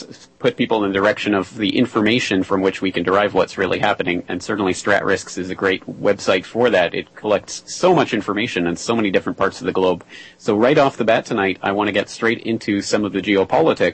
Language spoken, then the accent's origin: English; Canada; being a Canadian myself